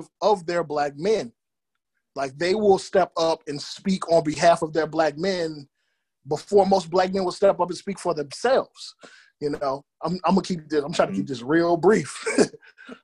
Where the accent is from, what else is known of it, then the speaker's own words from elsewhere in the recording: Michigan, United States; I'm born and raised in Amster, Michigan